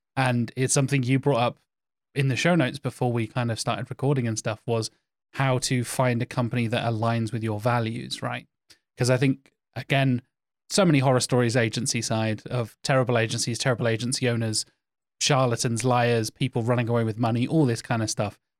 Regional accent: Norfolk, East of England, United Kingdom; I'm from Norfolk. We are a farming county

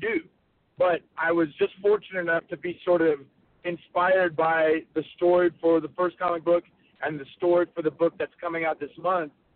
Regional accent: North Carolina, United States; I grew up in North Carolina.

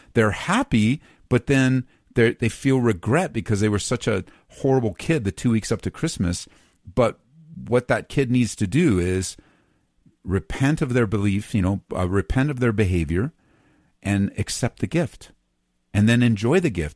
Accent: Southern California, United States; now in Colorado, United States; I grew up in Southern Cal

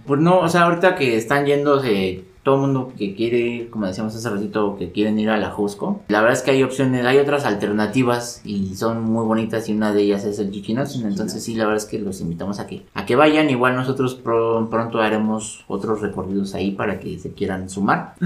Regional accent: Mexico City, Mexico; nosotros como, como chilangos sí tenemos cierto privilegio de vivir en, la, en esta, a esta altura

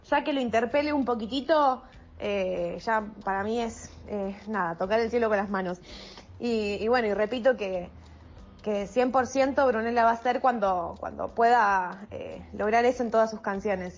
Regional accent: Rosario, Santa Fe, Argentina; nací acá en Rosario

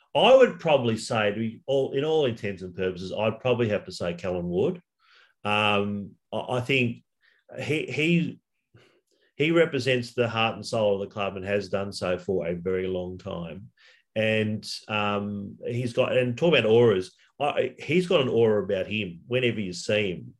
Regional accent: Sydney, New South Wales, Australia; also born or lived in Blue Mountains, New South Wales / Wagga Wagga; I basically grew up in the western suburbs of Sydney

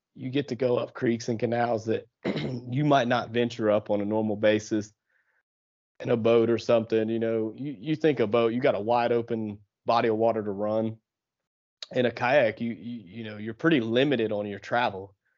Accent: southeastern Ohio, United States; moved away as an adult; also born or lived in the South; I actually grew up in, uh, southeastern Ohio, uh, right on the Ohio River

